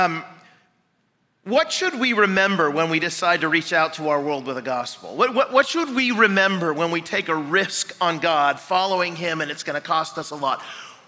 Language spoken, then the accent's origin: English; Seattle, Washington, United States; now in Chicago, United States; I'm from Seattle